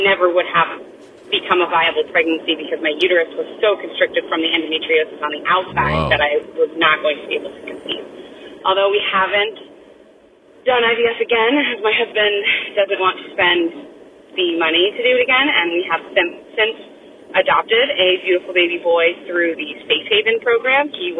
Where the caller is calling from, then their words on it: Arizona, United States; I am writing in from Arizona.